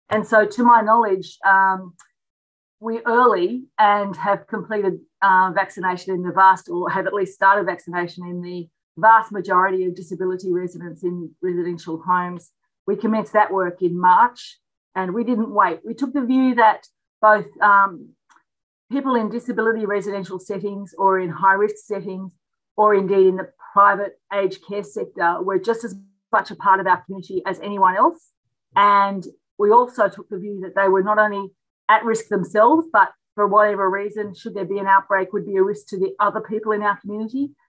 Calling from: Victoria, Australia; I'm calling from Wairong country this morning, and I'm so pleased to be invited back again.

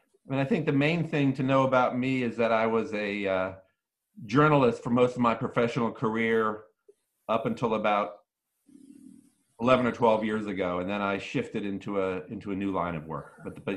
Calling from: East Coast, United States; I'm tuning in from the East Coast of the United States of America. I'm typically in Washington, D.C., but I'm taking a short vacation in Martha's Vineyard.

